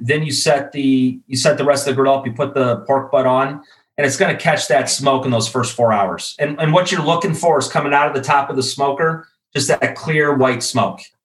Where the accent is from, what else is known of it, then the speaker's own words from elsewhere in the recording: Chicago, Illinois, United States; moved away as an adult; also born or lived in Iowa City, Iowa; now in Atlanta, United States; Originally from Chicago. I grew up in the Midwest, went to school actually at the University of Iowa, now living down in Atlanta.